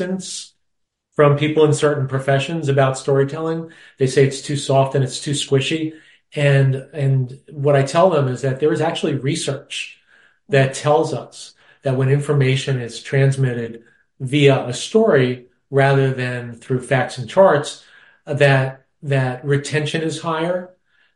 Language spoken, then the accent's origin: English; New York, United States; moved away; growing up in New York, my father was the pianist and musical arranger at the Taft Hotel in Manhattan